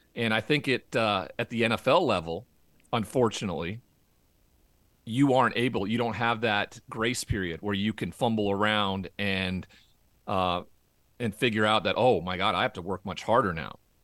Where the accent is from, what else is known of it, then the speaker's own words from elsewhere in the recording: Montana, United States; moved away; growing up in Montana and that cowboy culture